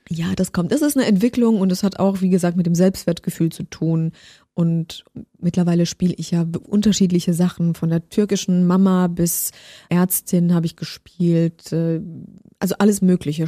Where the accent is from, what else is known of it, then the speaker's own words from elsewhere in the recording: Baden-Württemberg, Germany; also born or lived in Poland; ich bin gebürtige Polin aus Baden-Württemberg